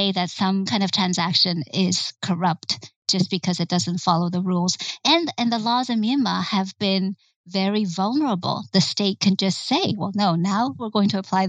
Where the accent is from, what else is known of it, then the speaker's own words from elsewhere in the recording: United States; as an American